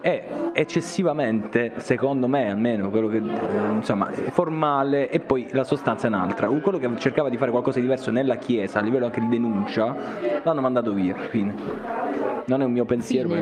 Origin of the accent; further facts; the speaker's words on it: Lucania, Basilicata, Italy; io sono lucano